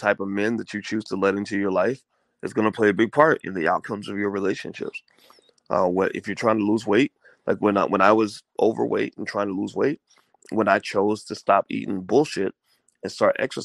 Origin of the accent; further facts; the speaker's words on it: Kentucky, United States; I grew up in Kentucky.